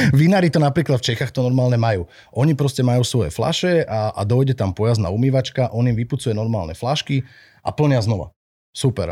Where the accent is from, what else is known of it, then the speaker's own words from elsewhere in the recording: Bratislava, Bratislava Region, Slovakia; moved away as an adult; also born or lived in Myjava; now in Senica, Slovakia; Ja som pôvodom z Bratislavy, neskôr Aha. žijúci na Mijave a teraz dlhodobo žijúci v Senici.